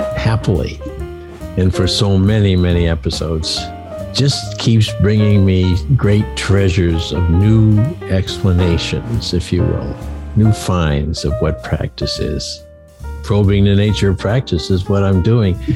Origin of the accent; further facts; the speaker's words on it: Maine, United States; moved away as an adult; also born or lived in Connecticut; moving back to my home state of Maine